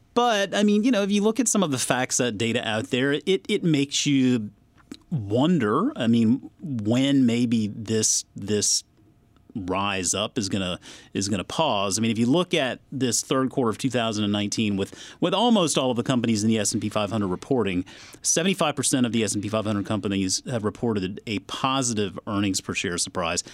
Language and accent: English; South Carolina, United States; now in Northern Virginia, United States; growing up in South Carolina, vacationing a lot in North Carolina